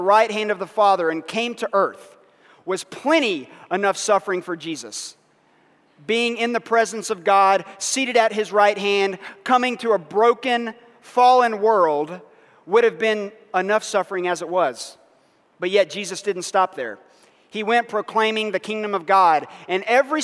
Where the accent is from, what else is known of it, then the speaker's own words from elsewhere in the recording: United States; As American Christians